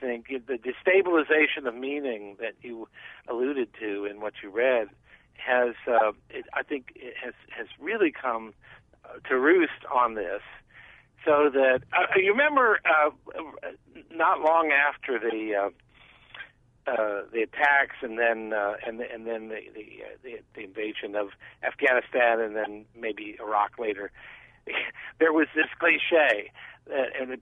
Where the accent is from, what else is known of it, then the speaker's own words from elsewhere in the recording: Maryland, United States; a haunt of my youth growing up in Maryland